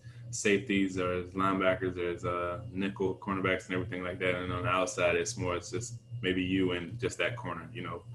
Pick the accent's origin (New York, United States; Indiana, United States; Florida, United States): Florida, United States; Jacksonville; now in Miami, United States; my hometown